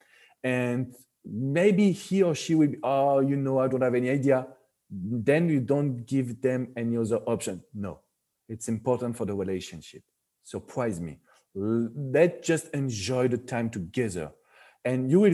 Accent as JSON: {"language": "English", "country": "France", "accent": "French", "second_language": "English", "moved": "as an adult", "lives_now": "Florida, United States", "said": "French people, we like to touch."}